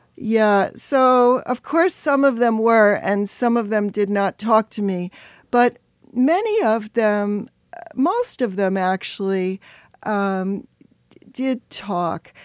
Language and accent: English; New York City, New York, United States; I grew up in the Bronx